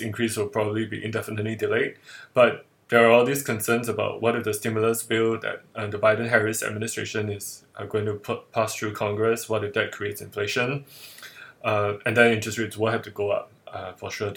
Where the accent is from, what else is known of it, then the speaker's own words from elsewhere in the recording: Singapore; I'm based in Singapore, and I'm Singaporean